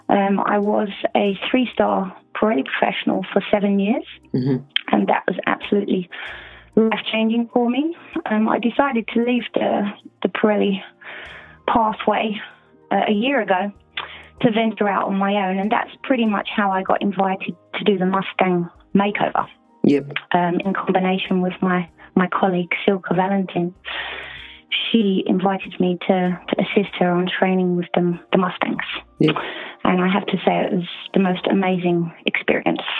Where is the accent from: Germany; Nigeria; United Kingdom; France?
United Kingdom; England; moved away as an adult; now in Netherlands; in 2005, I moved from England to the Netherlands